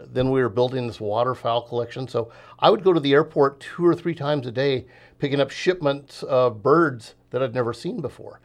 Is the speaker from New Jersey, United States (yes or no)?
no; Los Angeles, California, United States; now in Southern Oregon, United States; I grew up in the San Fernando Valley of Southern California